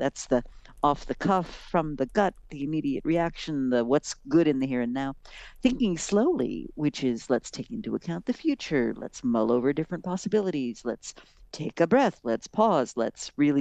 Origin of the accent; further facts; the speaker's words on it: Rochester, New York, United States; I grew up in Rochester and my dad worked for Kodak